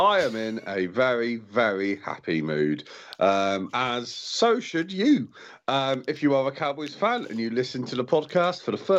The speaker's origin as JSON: {"language": "English", "area": "Cornwall", "region": "South West England", "country": "United Kingdom", "said": "I am from Cornwall"}